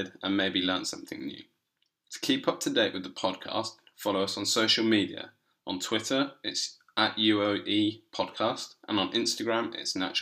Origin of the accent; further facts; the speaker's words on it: Berkshire, South East England, United Kingdom; I come from Berkshire, and we've got chalk streams around there.